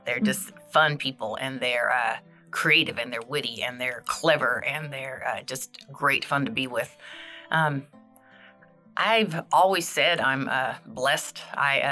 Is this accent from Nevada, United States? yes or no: yes; Las Vegas, Nevada, United States; moved away as an adult; now in Texas, United States; I was born and raised in Las Vegas. And I lived there 23 years, and I've been here in Texas since 1990.